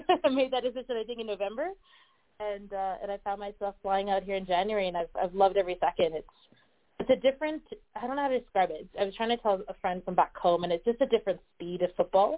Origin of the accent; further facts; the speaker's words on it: Canada; also born or lived in Australia; now in Denver, United States; being Canadian, like, I've grown up eating sort of Canadian